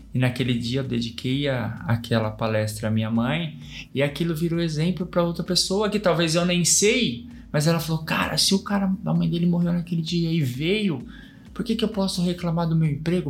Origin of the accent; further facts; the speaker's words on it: São Paulo, Brazil; also born or lived in Campinas; eu nasci em Campinas e eu fui pra São Paulo muito pequenininho. Fui pra São Paulo com cinco anos de idade.